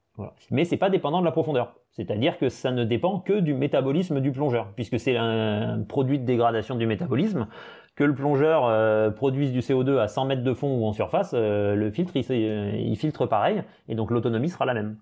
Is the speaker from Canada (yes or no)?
no; French Polynesia; moved away; also born or lived in Brest / Perpignan; j'ai passé toute mon enfance en Polynésie, j'ai fait toute ma scolarité en Polynésie